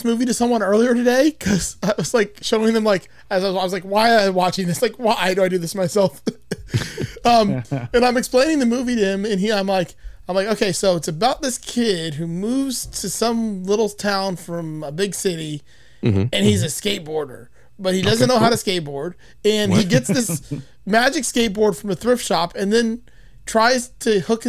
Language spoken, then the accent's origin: English; Miami, Florida, United States; The only reason I know, in growing up Miami, being called Basura Blanco so many times, you kind of learn.